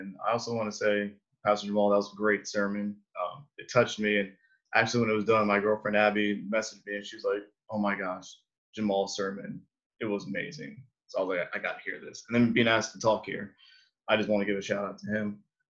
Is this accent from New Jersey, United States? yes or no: yes; Freehold, New Jersey, United States; Like being a kid growing up in Freehold, like we preach missions all the time.